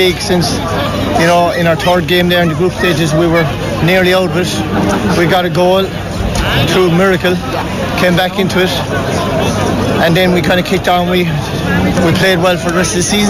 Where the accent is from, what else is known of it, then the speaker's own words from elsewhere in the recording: Newcestown, Munster, Ireland; I'm not from here myself. I'm actually from Newcestone